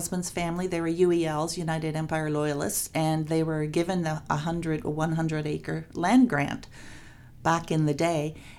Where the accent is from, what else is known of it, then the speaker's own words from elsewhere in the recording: Port Sydney, Ontario, Canada; Born and raised in Port Sydney.